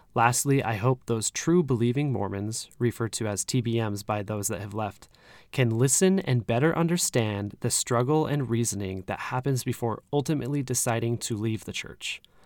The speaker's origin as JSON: {"language": "English", "region": "Utah", "country": "United States", "moved": "yes", "said": "I'm originally from Utah"}